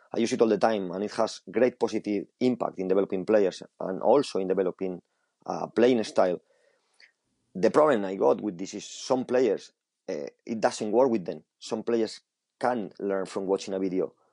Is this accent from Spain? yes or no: yes; Spain; English is a second language; moved away as an adult; now in England, United Kingdom; I grew up in Spain with uh, with a different style of football